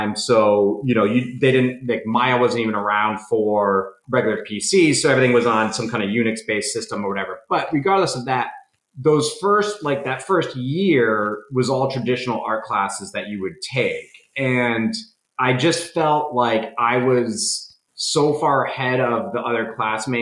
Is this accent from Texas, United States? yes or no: no; Rhode Island, United States; I'm from Rhode Island